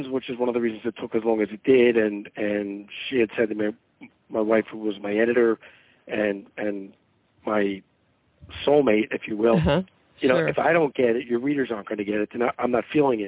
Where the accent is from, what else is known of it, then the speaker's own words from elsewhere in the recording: Philadelphia, Pennsylvania, United States; moved away as an adult; also born or lived in Atlanta; I grew up in Philadelphia, went to high school there